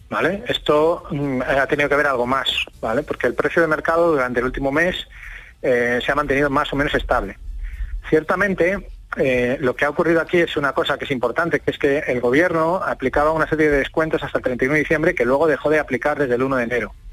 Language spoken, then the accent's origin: Spanish; Seville, Andalusia, Spain; de Sevilla